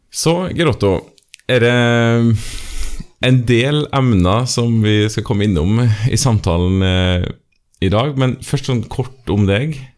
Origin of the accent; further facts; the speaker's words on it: Trøndelag, Norway; Men jeg er jo trønder, og det er jo fint å få med seg det også.